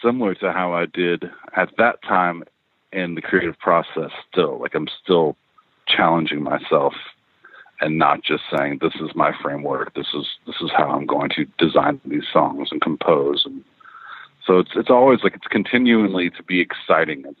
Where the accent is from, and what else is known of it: Elizabethtown, Kentucky, United States; born or raised there; also born or lived in Lexington, Kentucky / Louisville, Kentucky